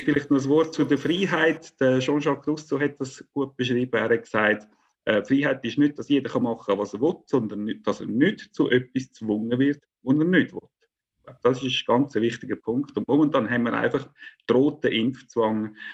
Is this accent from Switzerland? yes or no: yes; Central Switzerland, Switzerland; ich stamme aus den Urkantonen